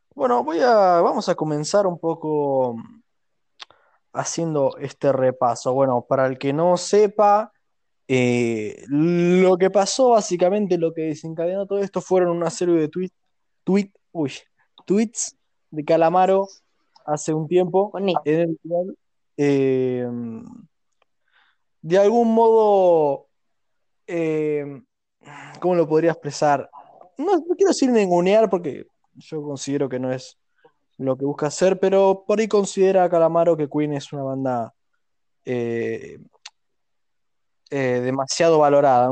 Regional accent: Argentina; nosotros hablamos español, cosa que prácticamente a este punto creo que el argentino es más un idioma que el, español

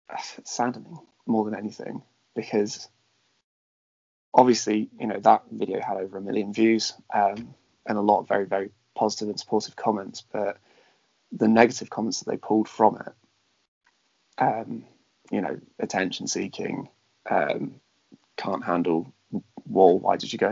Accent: Devon, South West England, United Kingdom; growing up in Devon, it is a very majority white area

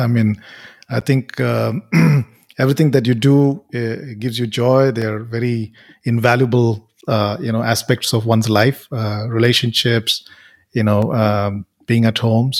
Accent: Bangalore, Karnataka, India; I grew up in Bangalore, so Karnataka is dear

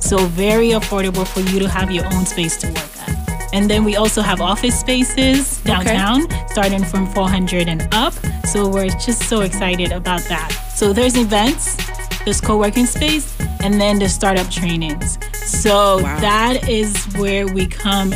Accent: Ghana; moved away; I was born and raised in Ghana, West Africa.

